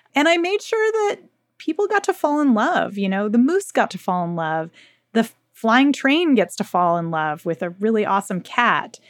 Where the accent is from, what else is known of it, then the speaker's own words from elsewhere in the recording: United States; I grew up in the United States